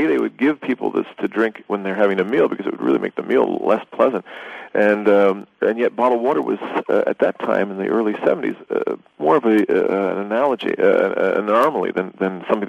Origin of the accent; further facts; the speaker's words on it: Italy; My parents were living overseas. I grew up in Italy. And traveling around Europe, as you know, everybody drinks bottled water.